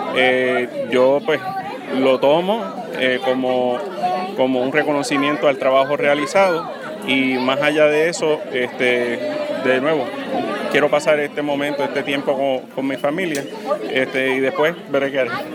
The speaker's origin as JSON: {"language": "Spanish", "town": "Utuado", "country": "Puerto Rico", "tie": "born or raised there", "said": "la gente de, mi pueblo, el pueblo que me vio crecer"}